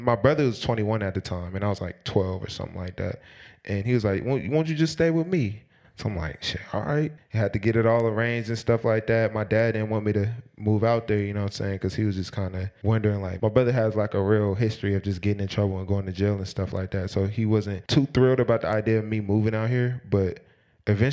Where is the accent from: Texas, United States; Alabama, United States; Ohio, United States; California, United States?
California, United States; Oakland; moved away; also born or lived in Napa, California; I'm from Oakland, California, East Oakland. Grew up with five brothers, two sisters.